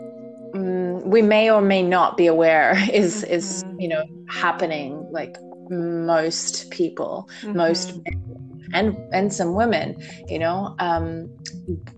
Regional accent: Australia; moved away as an adult; now in United States; I'm from Australia, if you're curious about my accent

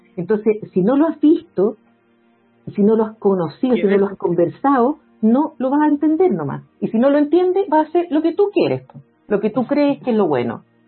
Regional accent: Santiago, Santiago Metropolitan Region, Chile; yo soy de Santiago, Santiago es una región que tiene muchísimas desigualdades

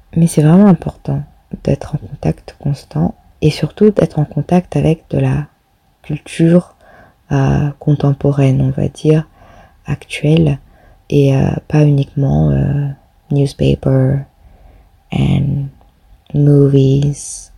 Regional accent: Réunion; now in Netherlands; je suis française, euh, plus précisément réunionnaise. J'habite actuellement aux Pays-Bas

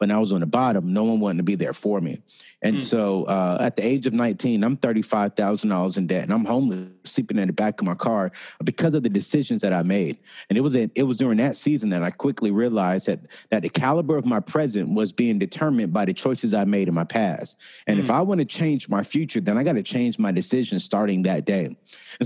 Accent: Raleigh-Durham area, North Carolina, United States; the same city that I grew up in the Raleigh-Durham area. And so, you know, that's where I grew up

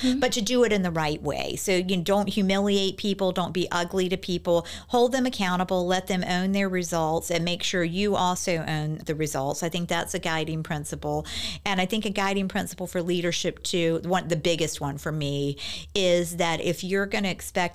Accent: Virginia Beach, Virginia, United States; I grew up here in Virginia Beach

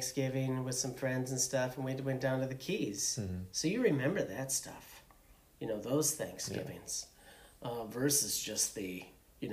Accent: Iowa, United States; I'm from Iowa

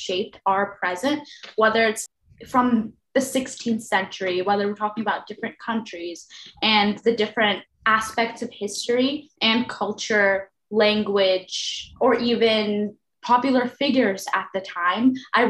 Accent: New York City, New York, United States; I'm a junior from Queens, New York.

